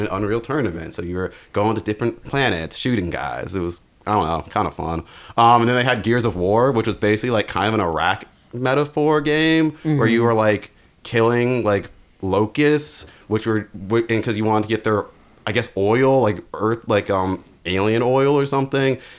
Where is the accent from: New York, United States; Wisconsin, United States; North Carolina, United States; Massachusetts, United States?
North Carolina, United States; I'm from North Carolina